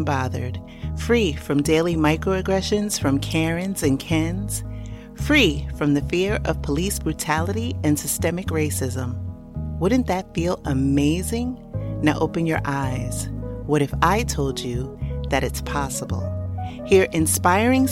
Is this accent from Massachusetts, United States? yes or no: no; New York City, New York, United States; moved away; I'm also from New York City originally